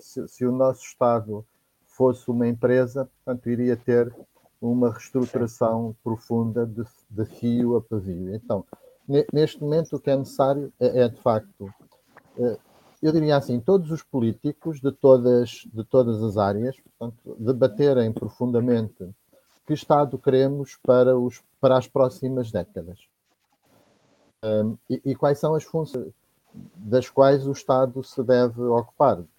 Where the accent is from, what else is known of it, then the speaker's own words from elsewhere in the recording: Viseu, Portugal; now in Óbidos, Portugal; sou natural de Penedor, no Distrito de Viseu e vivo atualmente em Óbidos